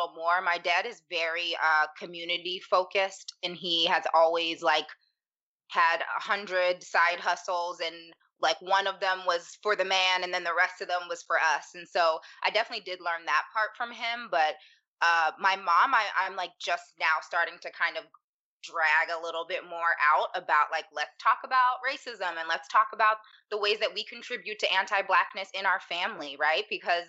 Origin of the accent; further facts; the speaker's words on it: Pittsburgh, Pennsylvania, United States; I'm from Pittsburgh, Pennsylvania. And I grew up around maybe 4 Black people